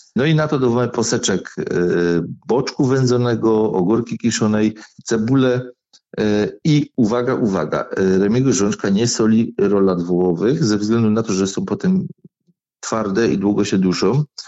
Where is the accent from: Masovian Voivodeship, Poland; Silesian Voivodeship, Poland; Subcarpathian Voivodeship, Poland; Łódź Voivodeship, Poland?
Silesian Voivodeship, Poland; Wodzisław Śląski; accent: Silesian dialect; u mnie w Wodzisławie robi się bez dziury